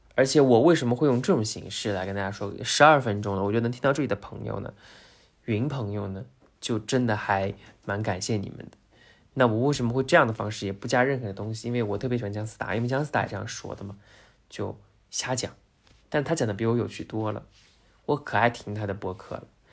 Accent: Zhejiang, China; 因为我是浙江人嘛，然后生活在杭州

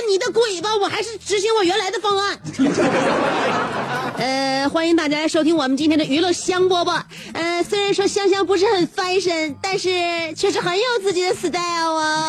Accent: Northeast China, China; 我们东北

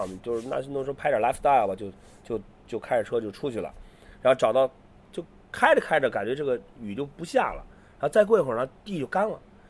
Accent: Qingdao, Shandong, China; 咱们青岛人

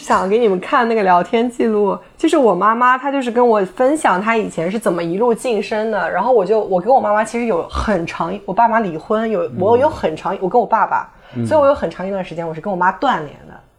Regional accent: Jinshan, Shanghai, China; 然后呢，我就生小时候就生活在这种语言体系下，可能这就是为什么我没有所谓的上海口音，因为我从小就说普通话，嗯，我不会说乡那个乡下话，我不会说金山话

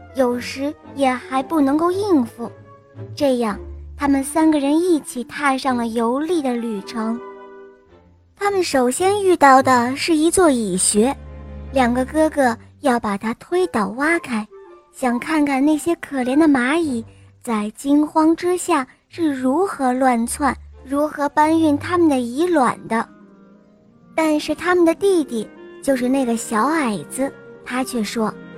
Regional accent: Dalian, Liaoning, China; 今年是十岁了，我来自大连

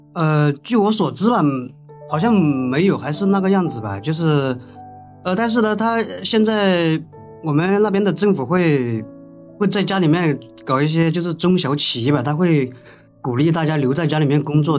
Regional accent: Guizhou, China; 我老家是贵州的，我们这，这留守儿童这种情况特别，特别严重

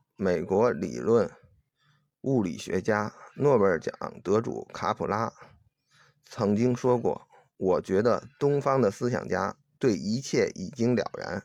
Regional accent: China; 我是中国人

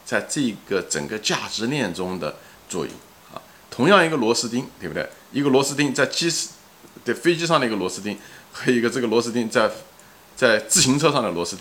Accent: Anhui, China; 比方说一个保姆，比方说我们家是安徽的，那个安徽的一个穷保姆到上海给人家做保姆

